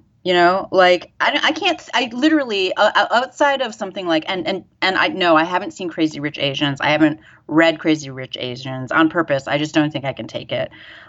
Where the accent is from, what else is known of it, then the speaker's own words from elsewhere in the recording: Detroit, Michigan, United States; growing up in the Detroit area.